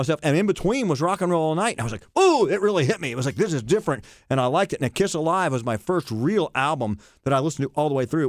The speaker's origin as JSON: {"language": "English", "town": "Barnesville", "region": "Ohio", "country": "United States", "tie": "born or raised there", "said": "I was brought up in Barnesville, Ohio"}